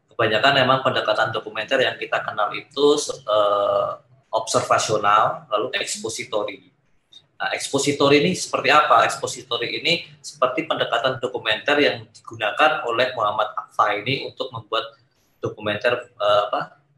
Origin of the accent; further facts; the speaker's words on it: Surakarta, Central Java, Indonesia; karena kan saya juga dari Solo ya.